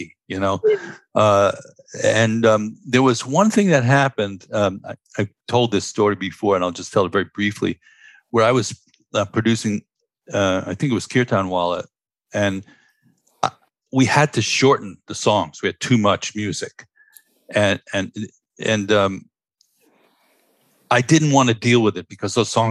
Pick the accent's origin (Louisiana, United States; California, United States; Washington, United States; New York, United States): New York, United States; New York City; I grew up in Stuyvesant Town, Manhattan